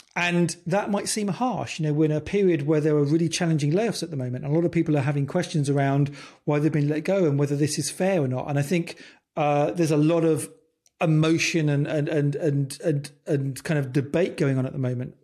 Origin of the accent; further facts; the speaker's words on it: United Kingdom; I'm British